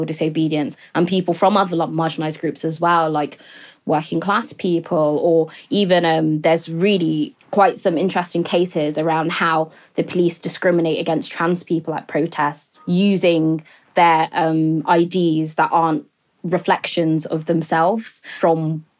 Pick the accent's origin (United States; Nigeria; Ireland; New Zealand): Nigeria; Niger Delta; You know, I come from the Niger Delta region in Nigeria